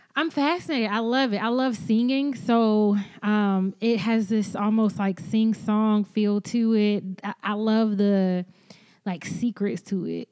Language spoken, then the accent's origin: English; the South, United States; moved away; also born or lived in Boston; being Black American and having a Southern Black American experience